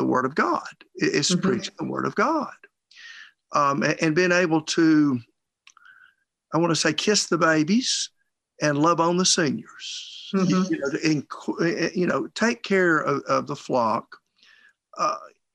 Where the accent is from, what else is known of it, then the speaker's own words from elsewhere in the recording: Bremen, Georgia, United States; born and raised in Bremen, small town, West Georgia